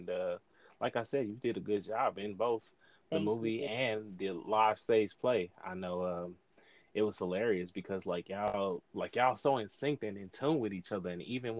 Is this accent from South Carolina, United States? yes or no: no; East St. Louis, Illinois, United States; I'm from East St. Louis.